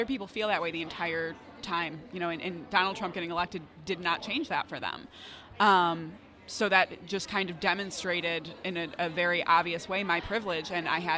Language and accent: English; Michigan, United States; I'd moved back to my hometown